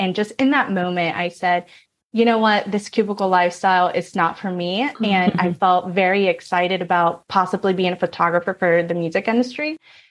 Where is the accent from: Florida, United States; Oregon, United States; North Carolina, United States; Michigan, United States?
North Carolina, United States; moved away as an adult; now in California, United States; I was born in California, raised in North Carolina. I was naturally a city girl, so I moved back to California at 20 years old